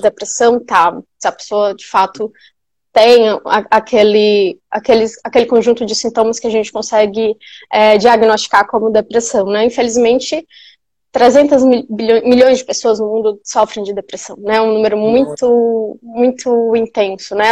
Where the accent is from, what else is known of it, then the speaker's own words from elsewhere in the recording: Piauí, Brazil; moved away as an adult; also born or lived in São Paulo; eu sou piauiense, onde eu voltei agora para morar em Teresina